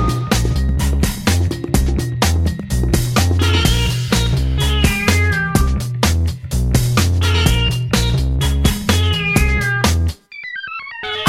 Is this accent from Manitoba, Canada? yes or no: no; Orillia, Ontario, Canada; I'm from Aurelia.